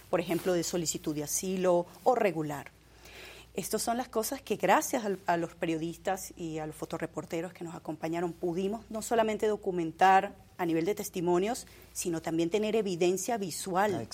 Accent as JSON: {"language": "Spanish", "country": "Venezuela", "said": "Venezuela. Venezuela. Eh, y, bueno, también soy colombo-venezolana."}